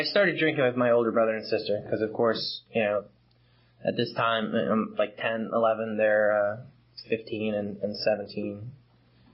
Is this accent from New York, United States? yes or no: yes; Long Island, New York, United States; I grew up in Long Island, one of six kids.